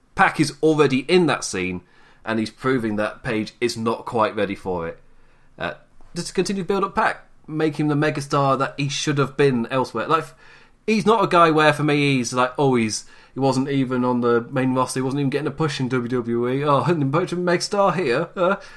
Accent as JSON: {"language": "English", "country": "United Kingdom", "said": "as a British man"}